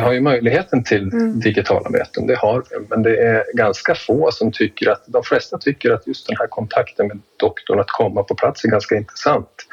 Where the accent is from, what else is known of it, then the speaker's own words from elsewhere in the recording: Jämtland, Sweden; jag är född och uppväxt i Jämtland och härstammar ifrån bygden där jag arbetar